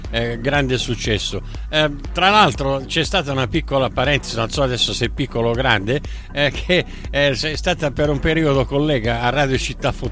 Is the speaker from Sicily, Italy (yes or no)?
yes; Sicily, Italy; il mio legame con l'Abruzzo, anche se sono siciliano, è molto forte anche musicalmente.